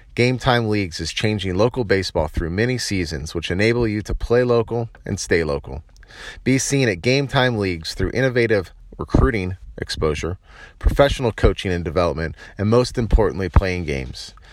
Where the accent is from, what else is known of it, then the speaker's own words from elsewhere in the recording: San Diego, California, United States; moved away as an adult; also born or lived in Michigan; now in Norcross, United States; I grew up in Southern California, uh, more specifically in the San Diego area